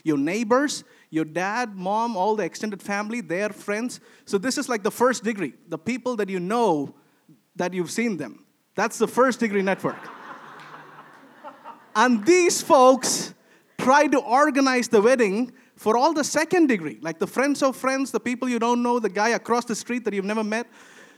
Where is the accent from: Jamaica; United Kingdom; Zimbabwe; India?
India; moved away as an adult; now in Sweden; for me as an Indian